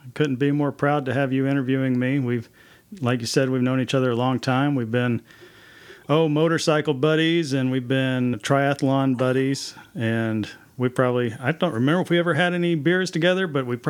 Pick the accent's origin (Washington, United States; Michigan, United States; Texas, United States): Texas, United States; Mansfield; That's right. Mansfield, Texas, home of the Fighting Tigers.